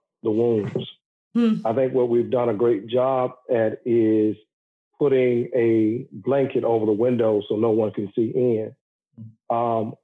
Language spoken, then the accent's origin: English; the South, United States; I grew up in the South